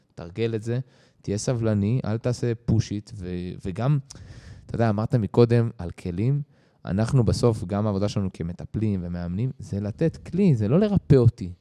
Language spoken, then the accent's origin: Hebrew; Israel